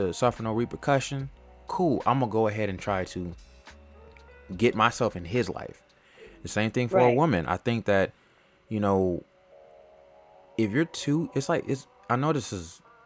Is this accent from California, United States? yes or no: yes; Los Angeles, California, United States; moved away; also born or lived in Atlanta, Georgia; I was born and raised in California, L.A.